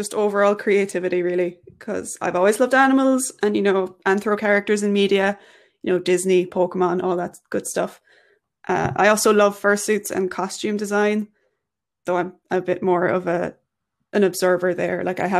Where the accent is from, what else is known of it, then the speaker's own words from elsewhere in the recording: Ireland; I am Irish.